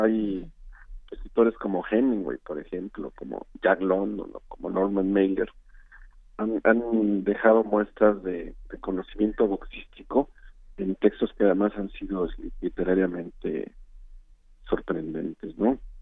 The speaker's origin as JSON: {"language": "Spanish", "country": "Mexico"}